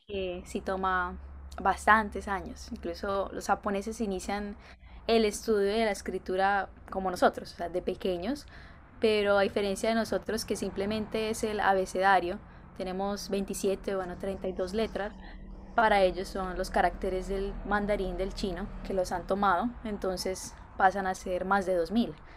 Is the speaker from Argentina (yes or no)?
no; Cúcuta, Norte de Santander, Colombia; first language Spanish; moved away as an adult; also born or lived in Medellín; now in Japan; Sí, soy colombiana, soy originaria de la ciudad de Cúcuta, pero he vivido los últimos años eh, en Medellín